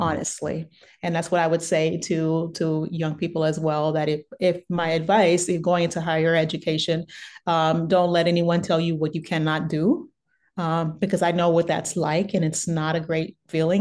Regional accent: Beaumont, Texas, United States; moved away; also born or lived in San Francisco; I grew up in Beaumont, Texas, which is originally, which is uh, originally that's where I'm from, and I grew up there, and it's about an hour away from Houston, so Southeast Texas

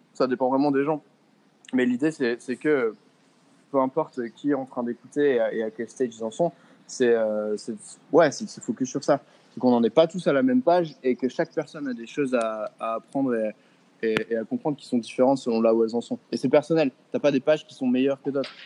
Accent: France; moved away as an adult; now in Bali, Indonesia; ça fait 4 ans et demi que j'ai pas vécu en France

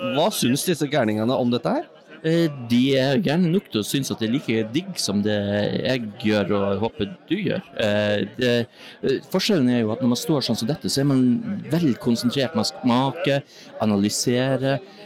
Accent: Northern Norway, Norway; Jeg er fra Nord-Norge, som dere hører selv

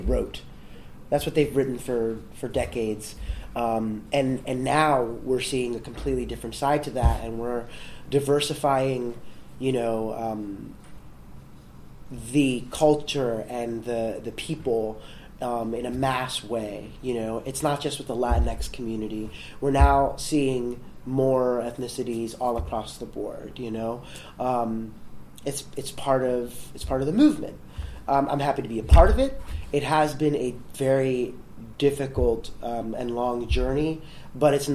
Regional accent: New York City, New York, United States; I grew up in the South Bronx

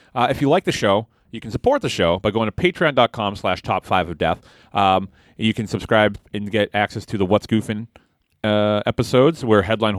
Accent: Boston, Massachusetts, United States; Hey, listen, I'm from Boston.

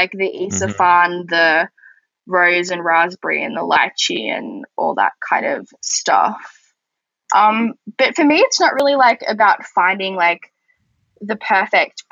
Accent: Australia; I'm from Australia

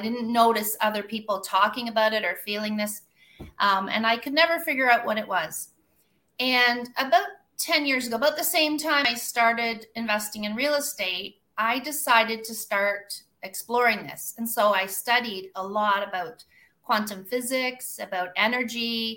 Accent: Kawartha Lakes, Ontario, Canada; now in Costa Rica; I'm an accountant from Kawartha Lakes, Ontario, living in the jungle of Costa Rica

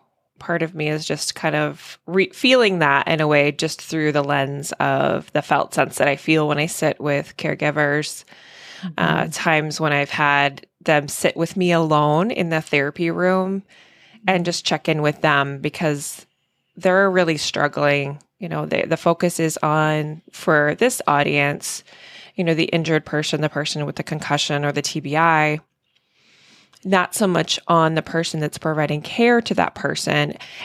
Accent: Washington, District of Columbia, United States; now in Maine, United States; living in Maine, growing up in the DC metro a little bit.

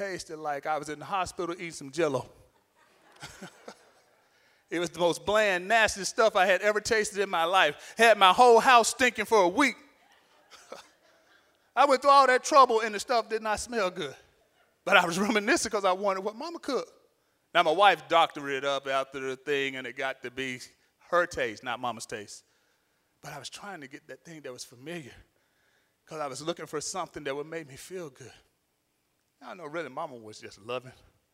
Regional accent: Alabama, United States; I'm from Alabama

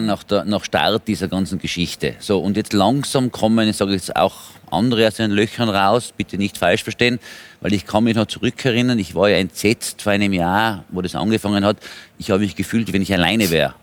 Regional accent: Austria; bei uns in Österreich

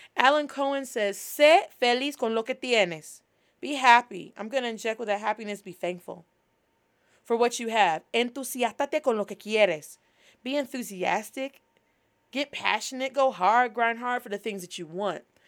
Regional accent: United States; Being Black American, we have cultural practices

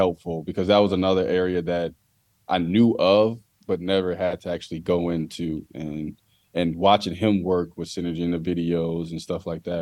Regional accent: Chicago, Illinois, United States; now in Columbia, United States; I'm from Chicago.

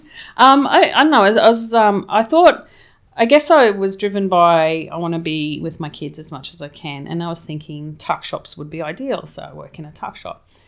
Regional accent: Townsville, Queensland, Australia; moved away as an adult; also born or lived in England / Sydney; I grew up in Townsville, um, and we always had property over in, um, Harvey's Range

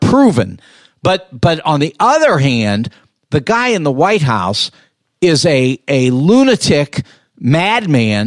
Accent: Los Angeles, California, United States; I grew up in Los Angeles

